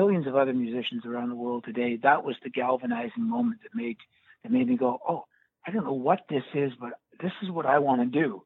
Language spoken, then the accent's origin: English; Scarborough, Ontario, Canada; I grew up in Scarborough, Ontario, Canada.